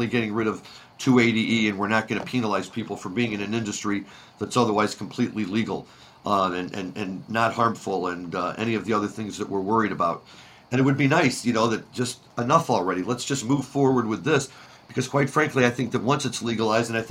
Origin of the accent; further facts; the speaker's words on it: St. Louis, Missouri, United States; When I was growing up in St. Louis